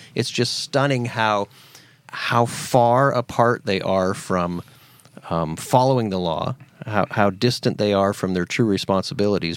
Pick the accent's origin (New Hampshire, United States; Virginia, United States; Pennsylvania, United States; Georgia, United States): Pennsylvania, United States; now in Tennessee, United States; where I grew up in Pennsylvania